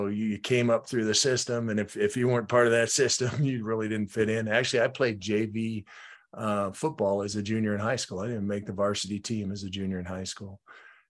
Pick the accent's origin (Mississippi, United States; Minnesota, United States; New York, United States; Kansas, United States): Minnesota, United States; Minneapolis; also born or lived in Fort Lewis, Washington; I grew up in Minneapolis